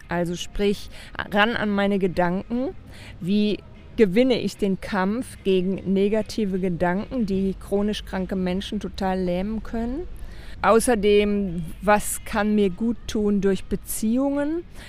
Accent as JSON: {"language": "German", "country": "Germany", "said": "als Deutscher sowieso"}